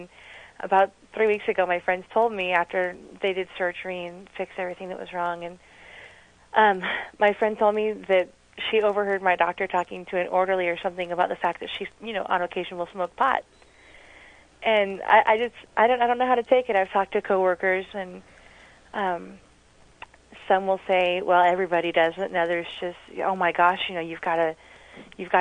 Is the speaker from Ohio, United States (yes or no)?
no; Fresno, California, United States; I'm from Fresno